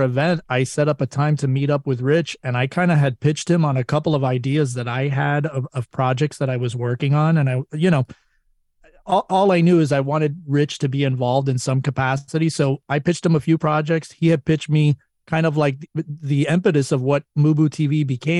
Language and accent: English; Florida, United States; moved away as an adult; now in Los Angeles, United States; grew up, born and raised in Florida, came over here to Los Angeles.